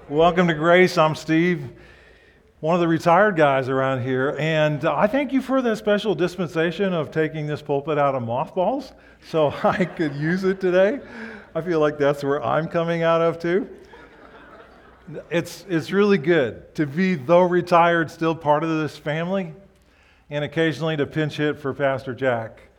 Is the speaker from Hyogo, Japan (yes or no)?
no; Osaka, Japan; So I grew up in Japan. My parents were missionaries. We'd go on vacation in the early years from where we lived in Osaka to the mountains of Karuizawa by train.